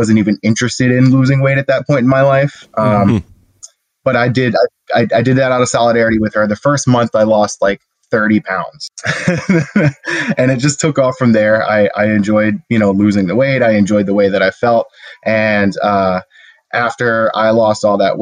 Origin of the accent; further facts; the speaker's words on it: New Jersey, United States; I'm born and raised in New Jersey